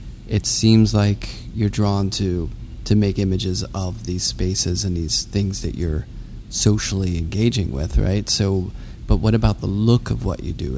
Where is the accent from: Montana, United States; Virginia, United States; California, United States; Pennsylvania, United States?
Pennsylvania, United States; Pittsburgh; I'm from Pittsburgh.